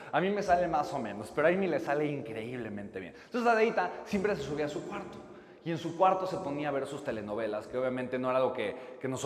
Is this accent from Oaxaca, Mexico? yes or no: yes; Oaxaca, Mexico; Yo soy de Oaxaca, de Italina.